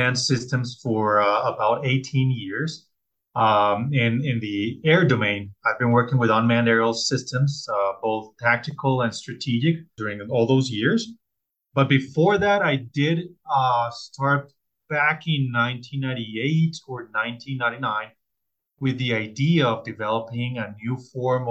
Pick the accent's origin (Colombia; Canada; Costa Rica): Colombia; I'm originally from Colombia